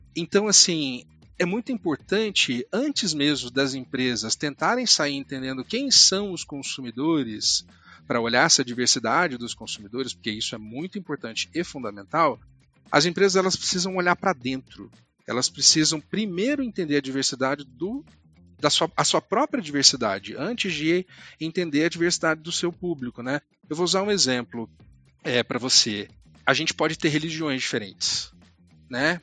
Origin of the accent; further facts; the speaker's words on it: Uberlândia, Minas Gerais, Brazil; moved away; eu sou natural de Uberlândia, interior de Minas Gerais